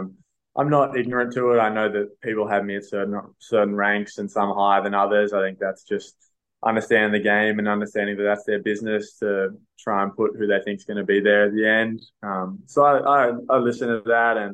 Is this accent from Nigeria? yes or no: no; Canberra, Australian Capital Territory, Australia; now in Sydney, Australia; growing up in Canberra and being around the academy